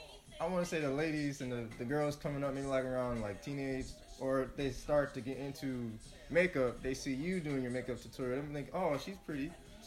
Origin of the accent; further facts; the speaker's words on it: Gary, Indiana, United States; I grew up in the Glen Park area, like around 51st.